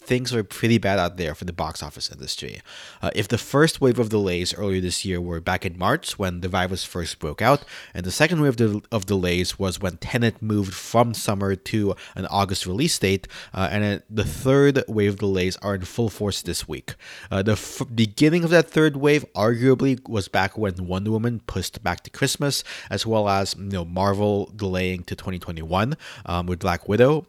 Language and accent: English; New York City, New York, United States; as a New Yorker